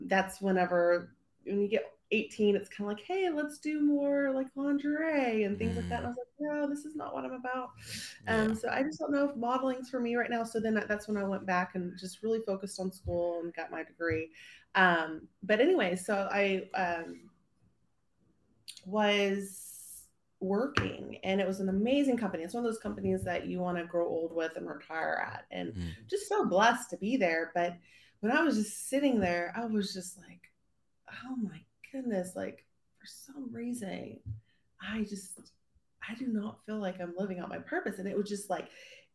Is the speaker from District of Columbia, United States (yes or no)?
no; Abilene, Texas, United States; moved away as an adult; also born or lived in Dallas, Texas; I grew up in Abilene, Texas